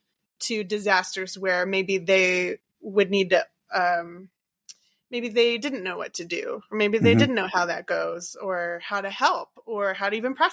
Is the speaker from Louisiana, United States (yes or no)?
yes; Louisiana, United States; And I knew that I was from Cancer Alley